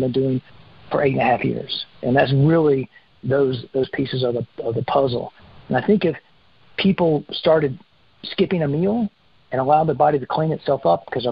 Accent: South Carolina, United States; I grew up in South Carolina. I spent my first 30 years in South Carolina eating that diet

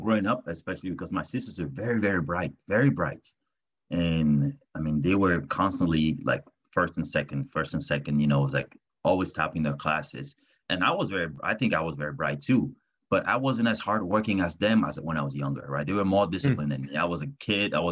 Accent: Douala, Littoral, Cameroon; I was born and raised in Douala, which is the largest city in Cameroon.

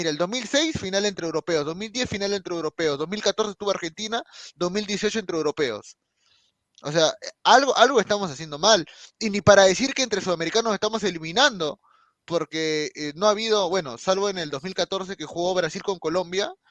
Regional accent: Peru; O sea, como peruanos, obviamente es complicado la eliminatoria, porque pues, nosotros peleamos por dos cupos, por un cupo

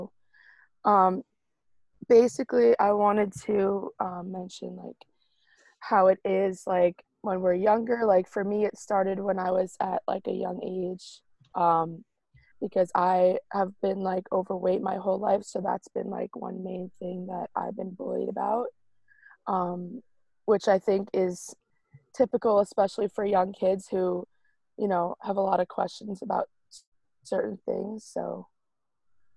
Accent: Long Island, New York, United States; I'm from Long Island

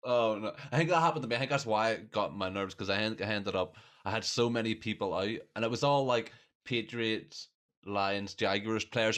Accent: Ireland; I'm Irish, so we're expected to just know a lot about rugby

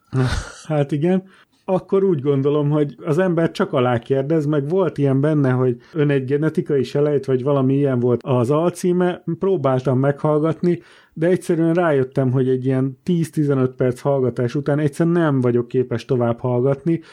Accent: Borsod-Abaúj-Zemplén, Hungary; Hárman borsodból származunk

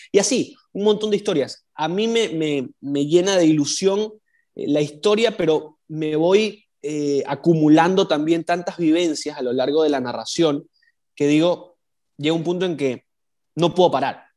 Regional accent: Ecuador

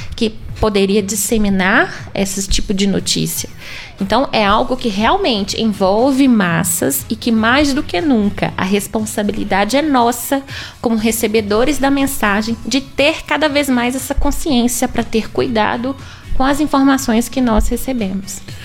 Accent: Itabirito, Minas Gerais, Brazil; eu sou natural de Itabirito, e estudei na escola, estudei no Tiburcio por oito anos

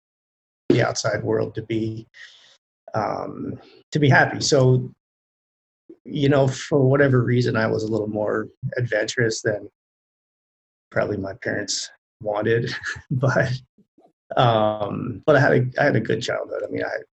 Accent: Lancaster County, Pennsylvania, United States; I grew up in Lancaster County, where most people are familiar with the Amish community that's there

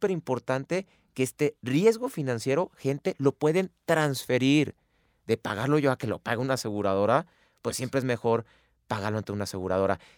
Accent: Mexico

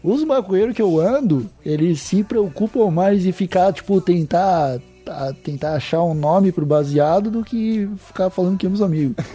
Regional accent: Palhoça, Santa Catarina, Brazil; sou de Santa Catarina, cara, sou de Palhoça

